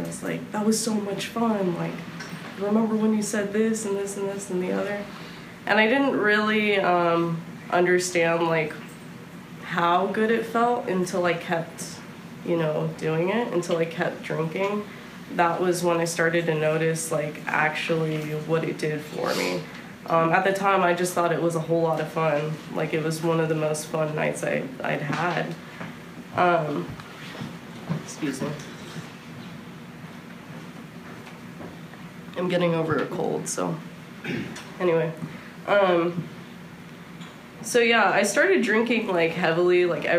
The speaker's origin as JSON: {"language": "English", "area": "Bay Area", "region": "California", "country": "United States", "tie": "born or raised there", "also_born_or_lived": "New Orleans, Louisiana / Houston, Texas", "moved": "yes", "lives_now": "Austin, United States", "said": "I grew up in California, lived in New Orleans for a second, lived in Houston for a long time, and came up to Austin for college"}